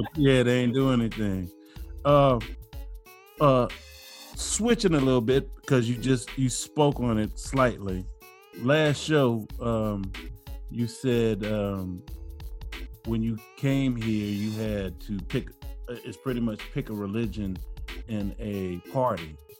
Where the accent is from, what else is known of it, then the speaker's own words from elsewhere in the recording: New Orleans, Louisiana, United States; I'm from New Orleans now